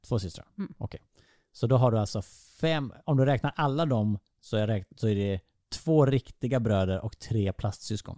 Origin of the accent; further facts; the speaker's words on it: Vessigebro, Halland County, Sweden; moved away; jag är uppvuxen i Vessigebro